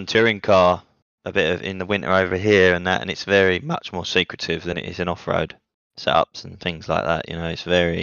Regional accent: England, United Kingdom; now in Italy; I am Italian. Well, I'm English, but I'm half, I don't know. But I live in Italy.

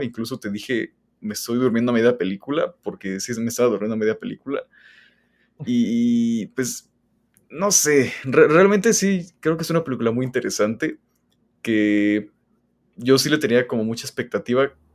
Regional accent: Mexico; Soy mexicano

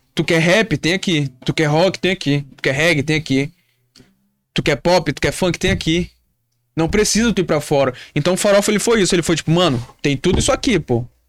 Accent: Manaus, Amazonas, Brazil; a gente é do norte, a gente é de Manaus

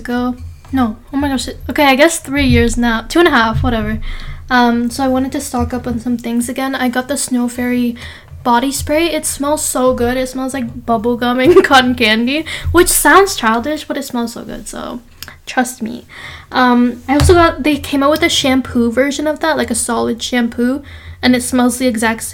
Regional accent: Canada; we grew up in Canada. We are Indian, but we grew up here.

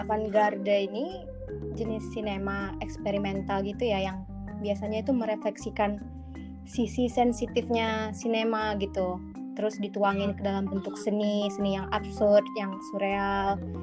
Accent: Medan, North Sumatra, Indonesia; aku dari aku dari Medan

